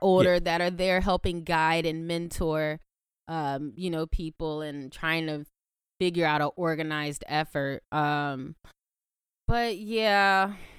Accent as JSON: {"language": "English", "country": "United States", "said": "We're American."}